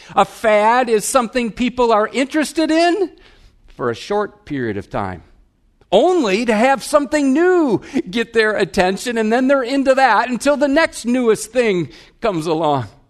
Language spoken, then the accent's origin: English; Wisconsin, United States; I'm from Wisconsin. We have bubblers